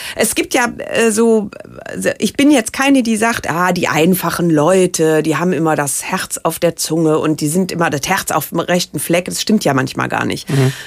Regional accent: Rhineland, Germany; vielleicht ist das auch das Rheinländische äh, bei mir

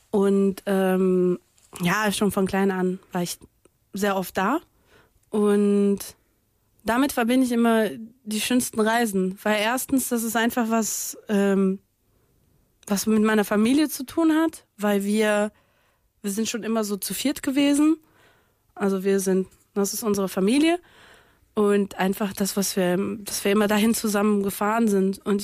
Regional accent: Niterói, Rio de Janeiro, Brazil; German is a second language; ich komme ja aus Brasilien, ich komme aus äh, Niterói, das ist eine Nachbarstadt von Rio und äh, ich habe da mehrere Jahre lang gelebt

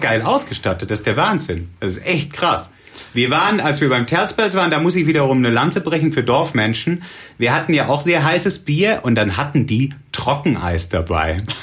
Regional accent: Southern Germany, Germany; moved away as an adult; also born or lived in Cologne / Bonn; Ich komme eigentlich aus Süddeutschland und bin nach Köln gezogen und äh, habe hier Zivi gemacht

